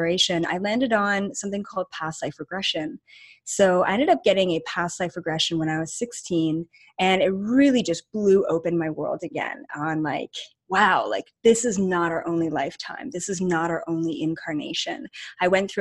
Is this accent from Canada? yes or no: yes; Canada; we're both Canadian and literally from like 20 minutes away from each other in Canada, like not even a different province